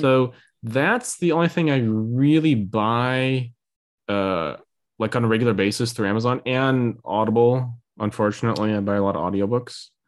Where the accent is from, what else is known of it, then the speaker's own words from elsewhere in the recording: near Saint Louis, Illinois, United States; moved away; in my hometown, so near Saint Louis and in Illinois